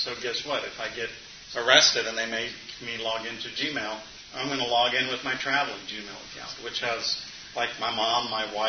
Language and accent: English; Romania; moved away; growing up in Romania, we knew that every telephone and every Christian's home was bugged